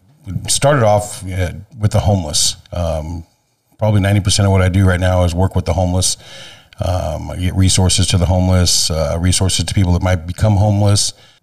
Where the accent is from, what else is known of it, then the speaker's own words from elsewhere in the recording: Manteca, California, United States; I grew up in Manteca. I moved to Manteca when I was in first grade.